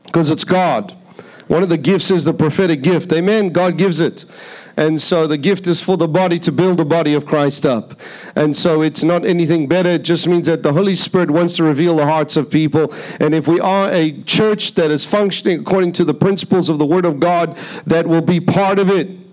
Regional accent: Durban, KwaZulu-Natal, South Africa; moved away; I come from South Africa. was born in South Africa, born in a place called Durban, South Africa. It's a beach city, a surfer city. So when I was young, I used to do a lot of surfing.

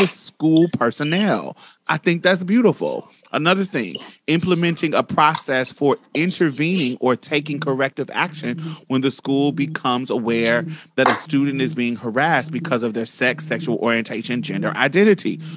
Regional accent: Midwest, United States; I'm from the up south, I'm from the Midwest.

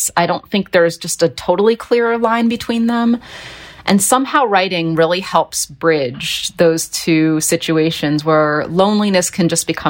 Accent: Philadelphia, Pennsylvania, United States; You know, I was born in West Philly, and from the time I was really a toddler until we moved out to the countryside, there's a lot going on in West Philly.

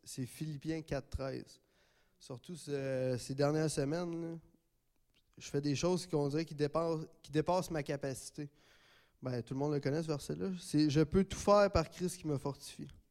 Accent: Gatineau, Quebec, Canada; je suis natif de Gatineau

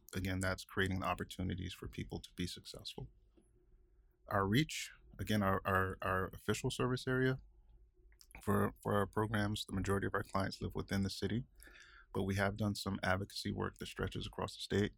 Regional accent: Augusta, Georgia, United States; moved away as an adult; also born or lived in Atlanta, Georgia; now in Seattle, United States; I'm originally from Augusta, Georgia

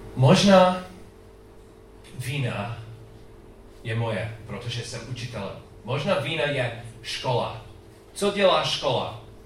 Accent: United States; Czech is a second language; u nás v Americe

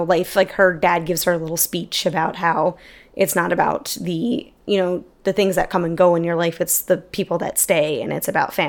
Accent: Queens, New York, United States; And like, sure, we're from Queens.

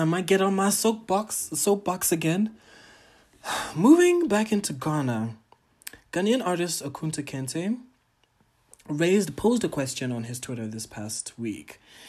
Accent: Tanzania; But shout out to my home country, Tanzania.

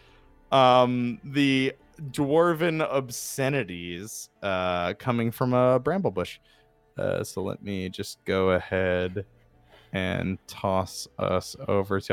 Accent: New Jersey, United States; accent: Jersey; my Jersey accent

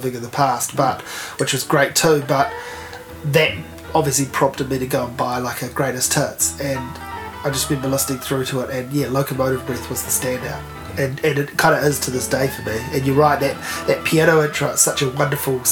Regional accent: Hawke's Bay, New Zealand; now in Wellington, New Zealand; I grew up in Hawke's Bay, moved to Wellington.

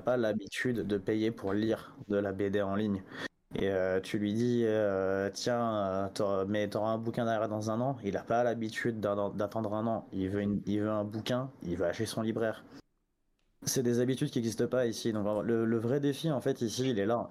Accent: France; also born or lived in Paris; je suis français, j'habite à Paris

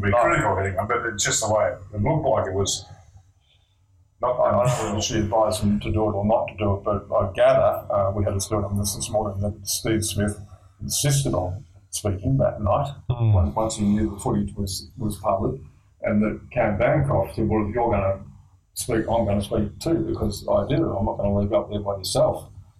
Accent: Australia; Yeah, but we're cricket lovers. As most Australian men are, I suppose.

